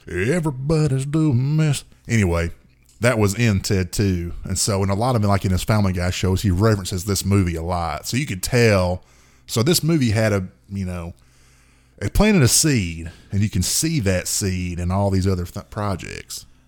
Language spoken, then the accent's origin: English; the South, United States; we're from the South